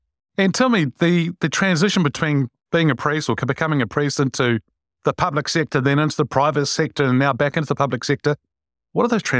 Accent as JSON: {"language": "English", "region": "Wellington", "country": "New Zealand", "tie": "born or raised there", "said": "Wilberforce Street in Wellington, actually. I grew up in that street."}